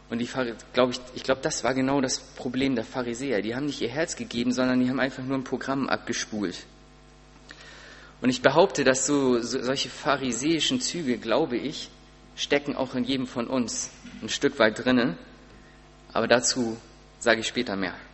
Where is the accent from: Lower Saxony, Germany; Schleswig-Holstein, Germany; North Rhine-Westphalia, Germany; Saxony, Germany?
Schleswig-Holstein, Germany; Sparrieshoop; ich komme aus Sparishoop und musste dann auch immer irgendwie ein Auto kriegen von meinen Eltern.